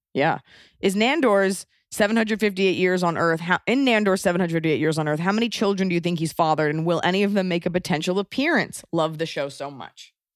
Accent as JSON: {"language": "English", "country": "United States", "accent": "American"}